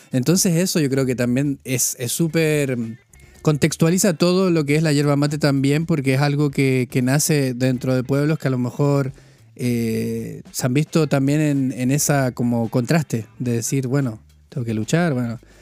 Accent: northern Chile, Chile; also born or lived in United Kingdom / Spain; now in Bielefeld, Germany; yo vengo de Chile

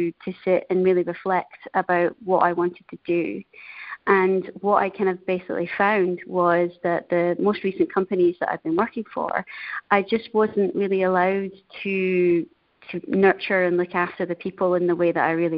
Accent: Denny, Scotland, United Kingdom; moved away as an adult; also born or lived in Asia; now in Treviso, Italy; I'm originally from Scotland, a tiny little town called Denny. And I'm calling today from a beautiful town in North Italy called Treviso.

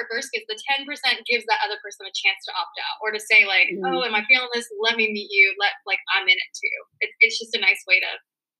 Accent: United States; growing up in America

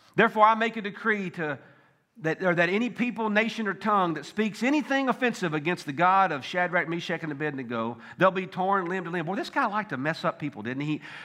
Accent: Tennessee, United States; I grew up in Tennessee

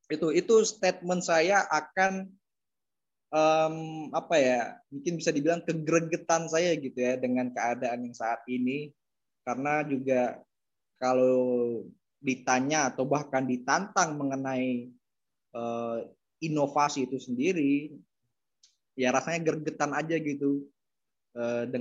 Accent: East Java, Indonesia; Karena saya paham betul, saya juga dari Jatim soalnya gitu kan.

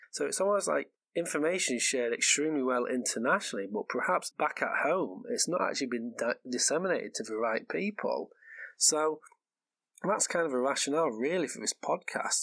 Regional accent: England, United Kingdom; first language English; moved away as an adult; now in Norway; I am English, so I'm the English half of this podcast.

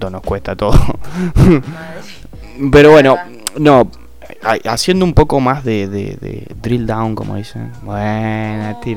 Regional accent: Argentina; como argentino, vivimos en Argentina

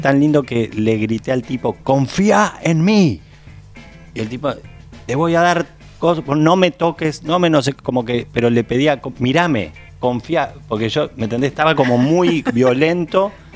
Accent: Uruguay; soy un actor uruguayo

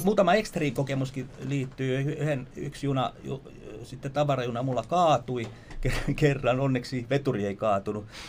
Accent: Vantaa, Uusimaa, Finland; synnyi tuolla, täällä lähellä. Silloinen Helsingin maalaiskunta, Rekola, Asola, nykyistä Vantaata. Ja, ja, tota, ja tota, noin, niin siellä elin hyvinkin pitkään, sitten koulut kaikki siellä

